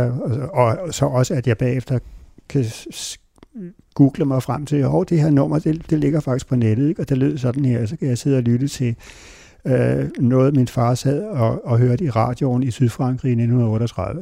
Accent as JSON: {"language": "Danish", "town": "Hornbæk", "region": "Capital Region of Denmark", "country": "Denmark", "tie": "born or raised there", "also_born_or_lived": "Copenhagen / Virum", "said": "så jeg voksede op, og så altså hele min skoletid, der boede jeg i det hus, som min, min far boede i, indtil han døde, som lå klods op i Hornbæk Plantage"}